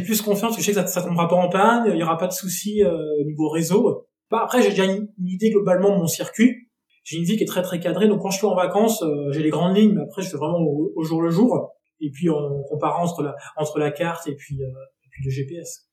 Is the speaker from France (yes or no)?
yes; Nantes, Pays de la Loire, France; moved away as an adult; now in Avignon, France; Je suis originaire de Nantes et depuis maintenant 4 ans, je vis à Avignon.